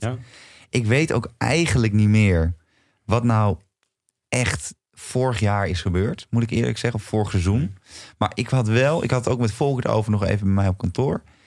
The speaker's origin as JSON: {"language": "Dutch", "country": "Netherlands", "said": "wij als Nederlanders"}